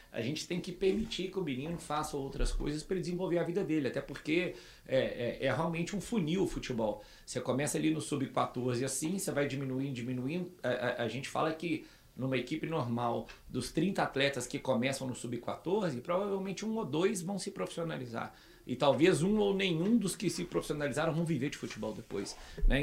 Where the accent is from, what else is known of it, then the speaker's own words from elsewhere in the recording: Belo Horizonte, Minas Gerais, Brazil; also born or lived in Carangola; Então com 10 meses eu me mudei para Belo Horizonte, é, onde eu fixei raiz